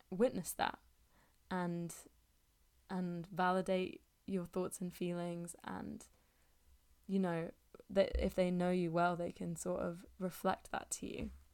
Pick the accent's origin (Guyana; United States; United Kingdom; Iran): United Kingdom; England; I'm speaking as an English person